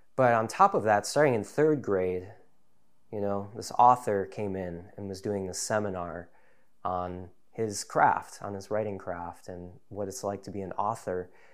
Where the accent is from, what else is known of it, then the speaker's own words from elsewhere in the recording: Deerfield, Illinois, United States; also born or lived in Chicago, United States; now in North Woods, Wisconsin, United States; I grew up in Chicagoland area, in a suburb called Deerfield, northeast suburb